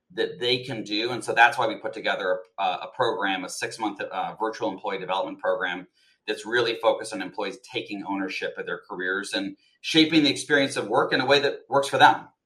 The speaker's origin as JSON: {"language": "English", "region": "Colorado", "country": "United States", "tie": "born or raised there", "also_born_or_lived": "Texas", "moved": "as an adult", "lives_now": "New York, United States", "said": "I was born in Texas, but spent most of my life in Colorado"}